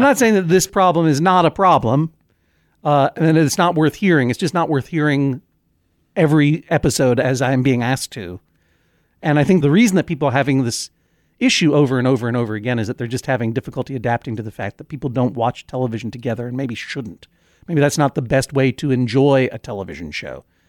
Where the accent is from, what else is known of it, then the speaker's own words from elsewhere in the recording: New England, United States; we're both from New England